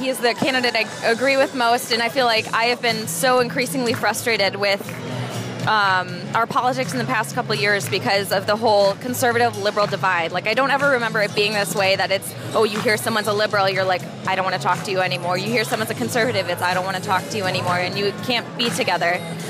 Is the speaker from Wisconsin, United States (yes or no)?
yes; Madison, Wisconsin, United States; I'm from Madison, Wisconsin, which is not a very conservative town.